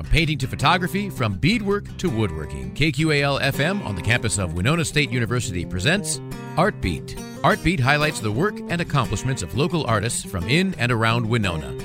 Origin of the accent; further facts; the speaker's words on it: Chile; also born or lived in Chicago; now in Northfield, United States; I'm from Chile originally